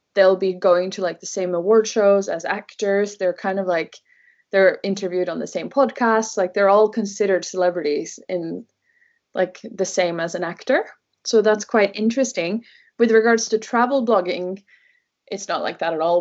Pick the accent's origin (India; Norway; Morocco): Norway; first language Norwegian; English is a second language; also born or lived in Wales / London; here in the area where I grew up in Norway. I grew up by the fjords